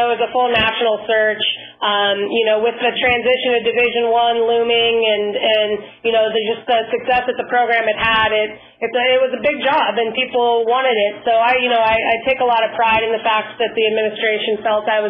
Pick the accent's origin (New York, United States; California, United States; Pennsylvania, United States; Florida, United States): California, United States; San Diego; I'm originally from San Diego, too, so being able to stay local